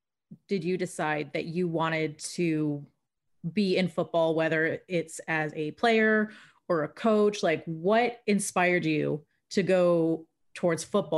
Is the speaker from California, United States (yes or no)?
no; Springfield, Virginia, United States; So I grew up in Northern Virginia, too. I was actually born and raised in Springfield.